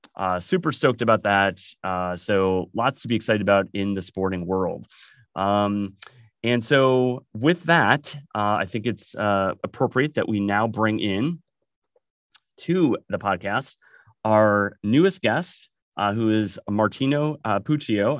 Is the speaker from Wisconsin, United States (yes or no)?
yes; Wisconsin, United States; moved away as an adult; also born or lived in California; now in Southern California, United States; I'm originally from Wisconsin, as you can tell, and yeah. uh, moved to California about 20 years ago